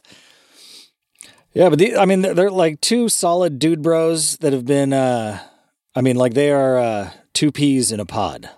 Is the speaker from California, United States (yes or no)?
yes; California, United States; Growing up in California in the nineties